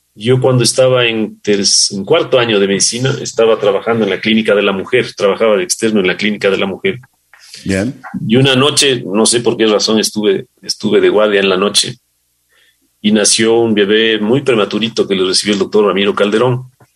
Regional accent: Conocoto, Pichincha, Ecuador; also born or lived in Colón, Panama; nosotros crecimos en Los Chillos, en Conocoto, en esa época el Valle de los Chillos era campo

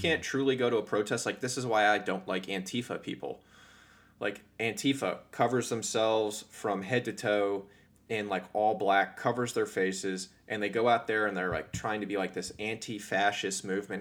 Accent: Northern Virginia, United States; I grew up in Northern Virginia.

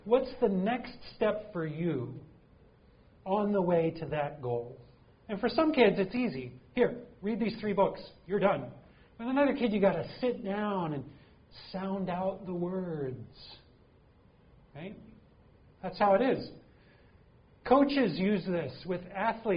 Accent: Green Bay, Wisconsin, United States; also born or lived in Michigan; now in St. Louis, United States; I know we don't get a lot of snow here in St. Louis, but I grew up in Green Bay.

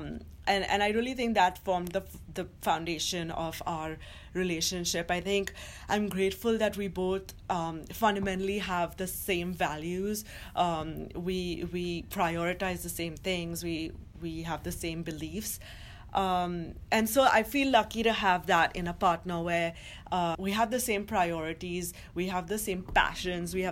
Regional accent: Mumbai, Maharashtra, India; moved away as an adult; now in New York, United States; who I grew up with in Mumbai

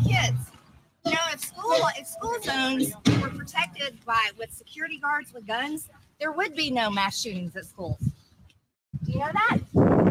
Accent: United States; I'm an American citizen

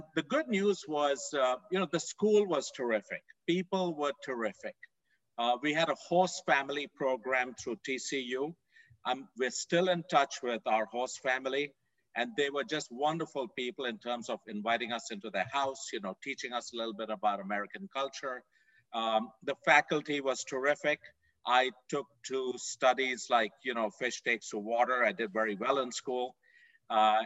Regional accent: India; moved away as an adult; also born or lived in Fort Worth, Texas; now in United States; I grew up in India, a long way away from here

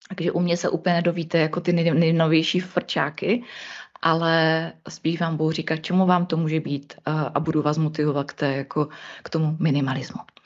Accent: Ostrava region, Moravian-Silesian Region, Czechia; já jsem z Ostra-, z Ostravska

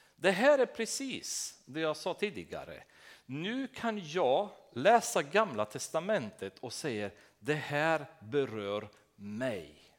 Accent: Romania; Swedish is a second language; moved away as an adult; now in Sweden

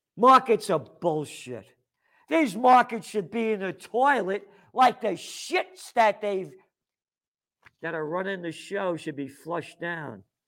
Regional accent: United States; I'm an American

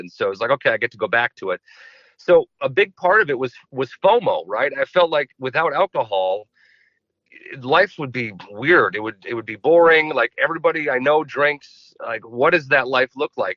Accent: Chaska, Minnesota, United States; I grew up in Chaska

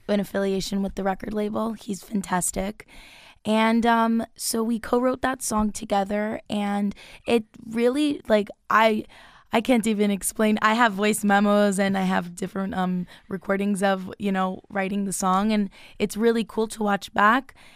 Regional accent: Long Island, New York, United States; moved away; I'm from Long Island, so I've been gigging a lot throughout there

